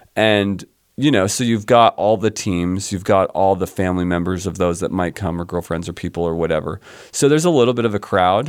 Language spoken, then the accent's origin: English; suburbs of Philadelphia, Pennsylvania, United States; also born or lived in San Diego, California; I grew up on the East Coast. I grew up in the suburbs of Philadelphia